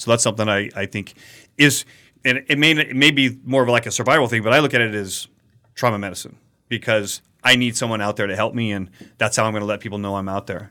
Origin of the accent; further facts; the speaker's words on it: Colorado, United States; where I grew up in Colorado, there were some rattlesnakes